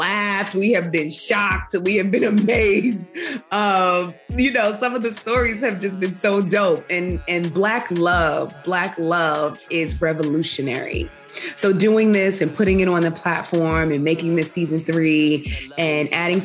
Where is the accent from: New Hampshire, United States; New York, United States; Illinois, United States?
New York, United States; New York City; also born or lived in Harlem, New York; born and raised in Queens, New York, currently a Harlem resident for the past 10 years